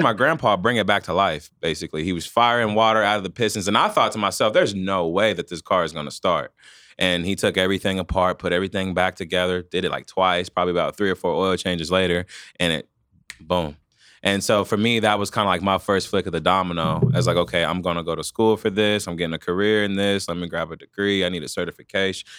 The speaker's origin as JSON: {"language": "English", "town": "Wichita", "region": "Kansas", "country": "United States", "tie": "born or raised there", "said": "I'm born and raised from here."}